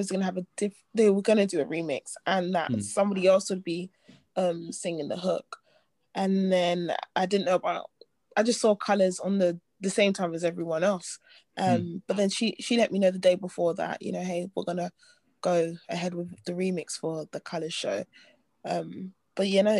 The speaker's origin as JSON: {"language": "English", "region": "London", "country": "United Kingdom", "also_born_or_lived": "Nigeria", "said": "we're both from Southeast."}